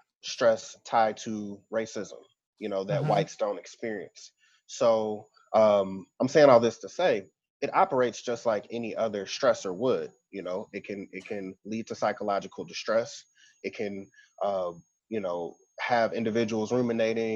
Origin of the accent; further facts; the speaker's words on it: St. Louis, Missouri, United States; moved away as an adult; also born or lived in Atlanta, Georgia / Memphis, Tennessee / Kentucky; now in Birmingham, United States; I also am from St. Louis, Missouri